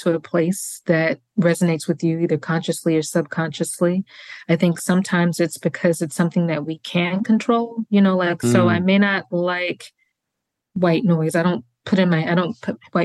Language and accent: English; Mississippi, United States; moved away; my home state of Mississippi